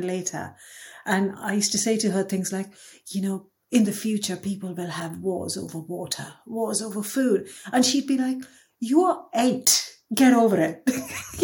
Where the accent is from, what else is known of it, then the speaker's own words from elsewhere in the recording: Mumbai, Maharashtra, India; moved away as an adult; also born or lived in Dubai; now in United Kingdom; I was born in Dubai. I grew up in Mumbai until I was 22. Then I came to the UK for my master's